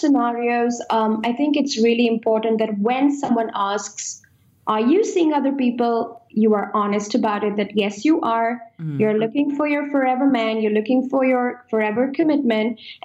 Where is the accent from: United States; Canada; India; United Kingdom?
India; moved away; I come from India and I am traditional at heart